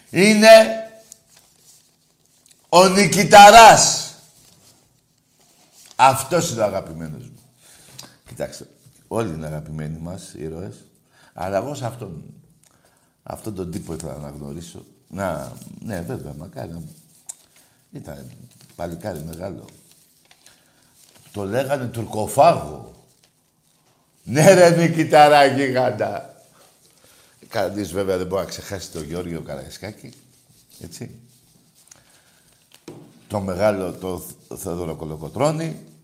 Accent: Greece; Εγώ δεν φοβάμαι. Είμαι Έλληνας, έτσι. Πατρίδα, θρησκεία και οικογένεια.

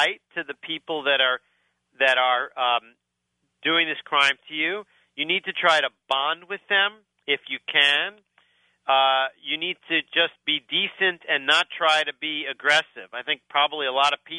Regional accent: New York City, New York, United States; I grew up in Brooklyn.

